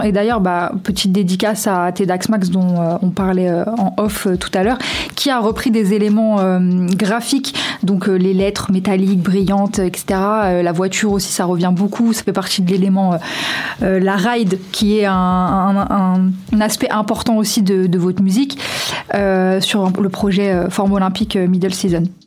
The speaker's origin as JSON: {"language": "French", "town": "Lyon", "region": "Auvergne-Rhône-Alpes", "country": "France", "tie": "born or raised there", "said": "j'ai grandi du coup euh, rue de la quarantaine, donc euh, dans le bas du 5e arrondissement"}